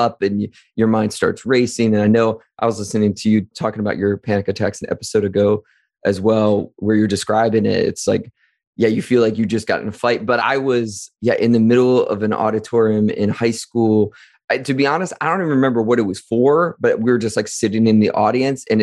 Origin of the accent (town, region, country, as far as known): Wadsworth, Ohio, United States; born or raised there